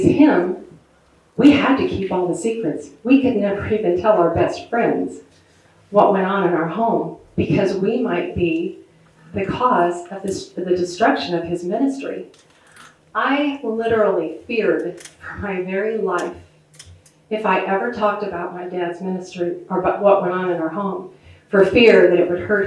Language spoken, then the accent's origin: English; outside of Chicago, Illinois, United States; I grew up outside of Chicago